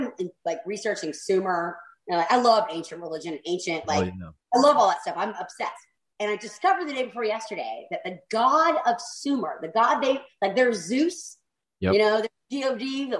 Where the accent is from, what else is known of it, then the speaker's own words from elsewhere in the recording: South Carolina, United States; I'm Southern. I have to. I'm from South Carolina